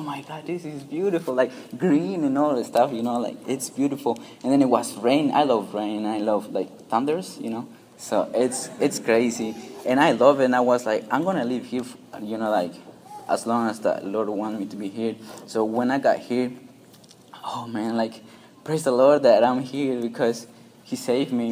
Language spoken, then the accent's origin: English; Peru; English is a second language; moved away; I'm from Peru